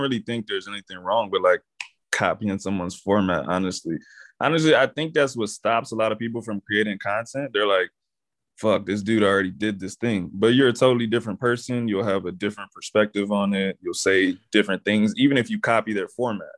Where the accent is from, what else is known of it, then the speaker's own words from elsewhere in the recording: Texas, United States; I'm from Texas